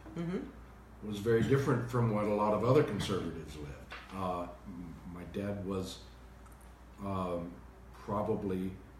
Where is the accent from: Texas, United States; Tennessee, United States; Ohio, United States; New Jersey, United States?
Texas, United States; Dallas; also born or lived in Laramie, Wyoming / Fort Worth, Texas; I grew up in first in Fort Worth, and then in Dallas, and a suburb of Dallas called Irving